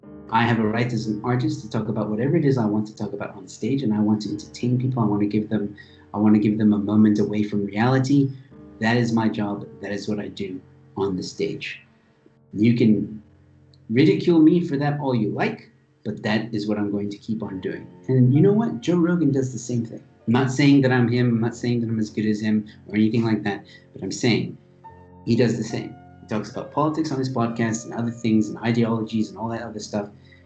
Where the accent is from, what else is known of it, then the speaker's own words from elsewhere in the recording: South Africa; I have every right. I live here. I work in this country. All right? I am South African.